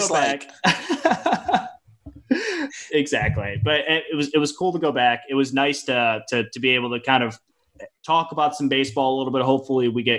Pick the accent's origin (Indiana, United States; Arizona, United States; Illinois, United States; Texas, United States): Illinois, United States; Chicago; I'm from Chicago.